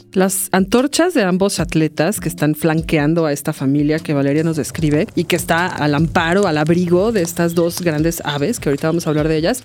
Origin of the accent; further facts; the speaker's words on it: Mexico City, Mexico; yo crecí en Arbarte, en donde actualmente radico, muy cerca del edificio de la SCOP